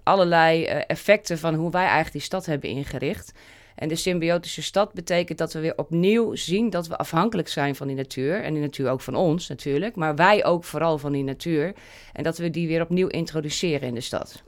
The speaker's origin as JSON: {"language": "Dutch", "town": "Wageningen", "region": "Gelderland", "country": "Netherlands", "said": "Wageningen, waar ik vandaan kom"}